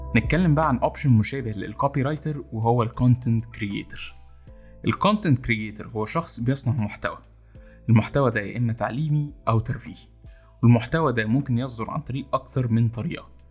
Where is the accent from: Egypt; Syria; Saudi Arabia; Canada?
Egypt; إحنا كمصريين